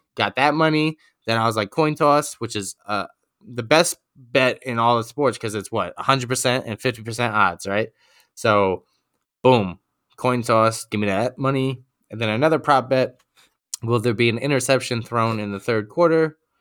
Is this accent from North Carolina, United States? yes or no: no; New York, United States; I'm a New Yorker to the bone